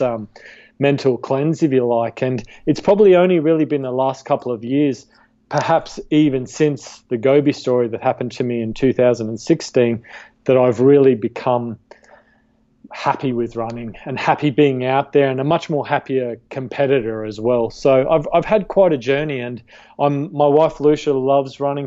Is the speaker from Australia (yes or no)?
yes; Australia; I was a competitive uh, cricket player, golf player, and hockey player where I grew up in Australia uh, as a kid